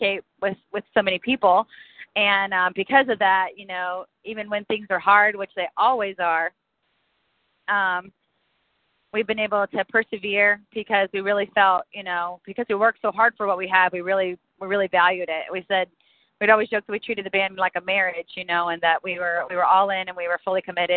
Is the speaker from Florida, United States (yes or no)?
yes; Eustis, Florida, United States; we started in a small town called Eustis in Central Florida, a very centralized, localized rural town